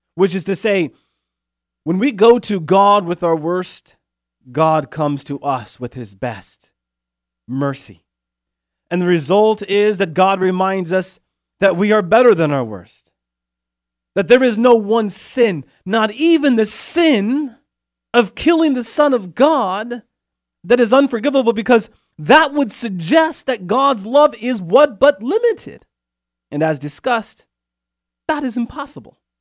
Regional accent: Chico, California, United States; also born or lived in Steubenville; my hometown here in Chico, California

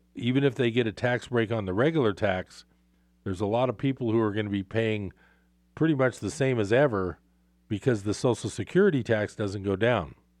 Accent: Bay Area, California, United States; now in Northern California, United States; I grew up in the Bay Area.

